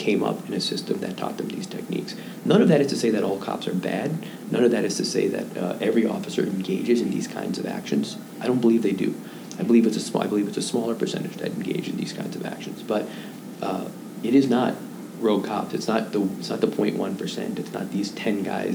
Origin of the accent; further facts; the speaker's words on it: Madison, Wisconsin, United States; now in Chicago, United States; my hometown, Madison, Wisconsin